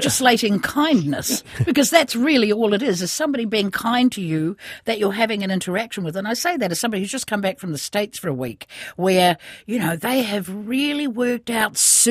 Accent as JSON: {"language": "English", "town": "Kaitaia", "region": "Northland", "country": "New Zealand", "tie": "born or raised there", "moved": "yes", "said": "But I grew up in Kaitaia, where the local Four Square was the local"}